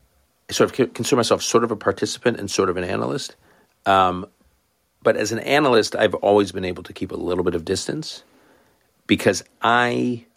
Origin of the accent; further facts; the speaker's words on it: Canada; I grew up effectively in Canada, which is a smallish country, I guess now medium-sized country.